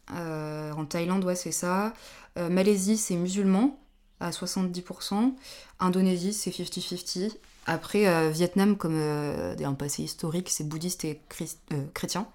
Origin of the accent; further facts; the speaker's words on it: France; pour nous Français ou Européens